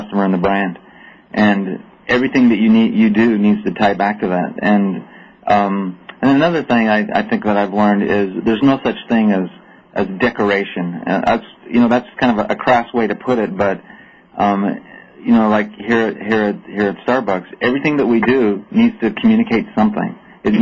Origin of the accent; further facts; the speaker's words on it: United States; also born or lived in Denmark; as an American